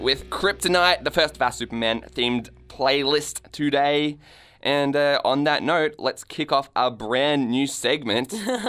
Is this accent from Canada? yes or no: yes; Canada; now in Melbourne, Australia; I'm a Canadian myself, or at least, you know, Canadian citizen, which I feel counts. And so it's like, well, how often do you get to see an ice hockey match in Melbourne?